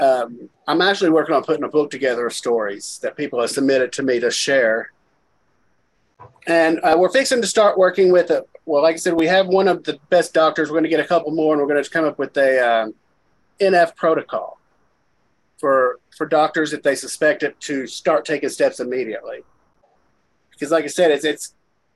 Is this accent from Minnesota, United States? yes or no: no; Kentucky, United States; here in my hometown